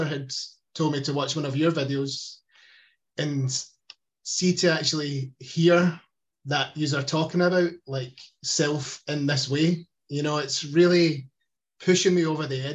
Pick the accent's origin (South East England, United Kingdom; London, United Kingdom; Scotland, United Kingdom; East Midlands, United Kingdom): Scotland, United Kingdom; Glasgow; accent: Glaswegian; I've got a Glaswegian accent in Scotland